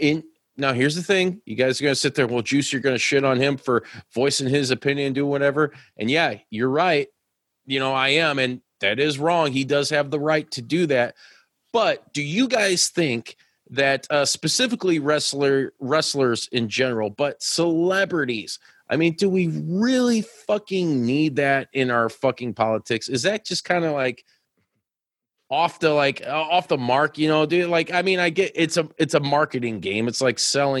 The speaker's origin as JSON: {"language": "English", "country": "United States", "said": "I'm fucking American"}